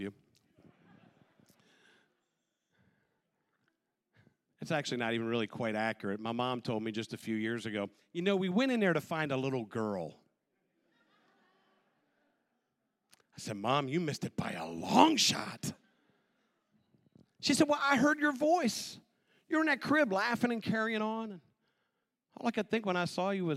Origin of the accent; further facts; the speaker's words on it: Western Maryland, United States; The moment I was born, I was placed immediately into an orphanage out in Western Maryland